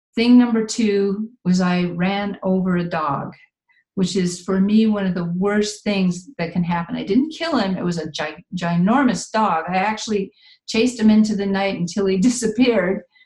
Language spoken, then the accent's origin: English; Midwest, United States; moved away; also born or lived in San Jose, California; I'm originally from the Midwest